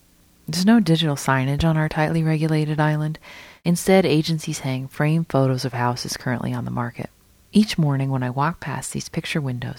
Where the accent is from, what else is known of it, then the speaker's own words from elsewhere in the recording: Provincetown, Massachusetts, United States; now in Nantucket, United States; I was able to get away to Provincetown, my hometown